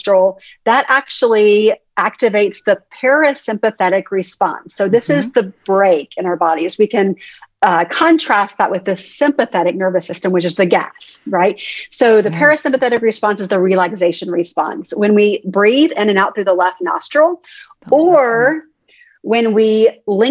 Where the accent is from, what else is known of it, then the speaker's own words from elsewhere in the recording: Texas, United States; I'm from Texas.